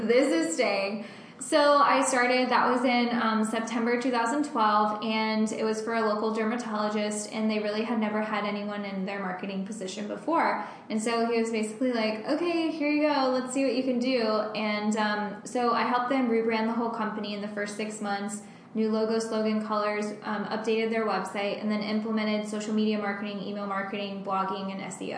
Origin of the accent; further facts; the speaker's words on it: Bradenton, Florida, United States; also born or lived in Orlando, Florida; I'm from Bradenton, which is on the west coast of Florida.